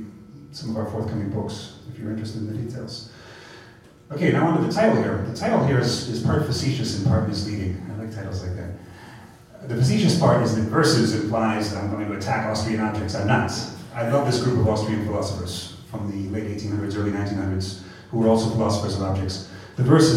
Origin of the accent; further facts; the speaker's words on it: United States; moved away as an adult; this is my first time back in my home country, the United States, in over 3 years.